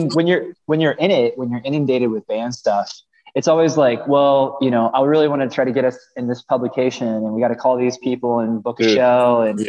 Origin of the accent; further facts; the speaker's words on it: Kansas City, Missouri, United States; I'm from Missouri, I'm from Kansas City.